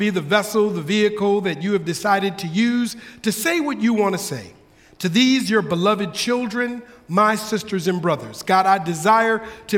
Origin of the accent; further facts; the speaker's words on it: Minneapolis, Minnesota, United States; moved away as an adult; also born or lived in Bay Area, California; now in California, United States; we have lived in California now going on 9 years. But Denisha and I, we're originally from Minneapolis, Minnesota. This is where we are born and raised, in Minneapolis.